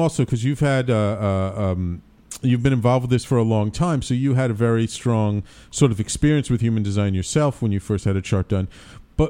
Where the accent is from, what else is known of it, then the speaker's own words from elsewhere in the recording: New York City, New York, United States; I was born here in New York City a long time ago